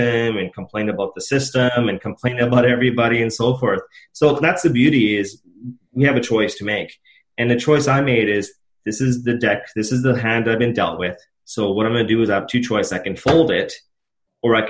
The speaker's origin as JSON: {"language": "English", "town": "Edmonton", "region": "Alberta", "country": "Canada", "tie": "born or raised there", "said": "I was born and raised in Edmonton."}